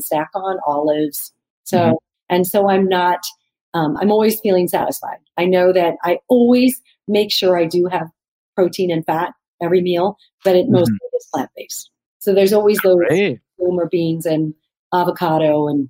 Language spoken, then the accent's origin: English; Arizona, United States; also born or lived in New York; now in Los Angeles, United States; I love Mexican food because of growing up in Arizona